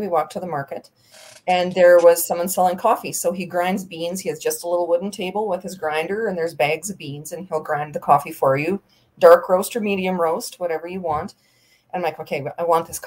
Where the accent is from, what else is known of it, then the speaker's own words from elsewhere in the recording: Canada; moved away; also born or lived in Mexico; me being Canadian